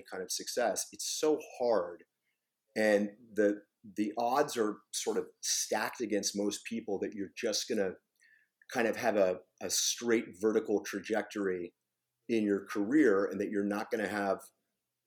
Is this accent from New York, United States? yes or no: no; Pennsylvania, United States; moved away; my hometown in Pennsylvania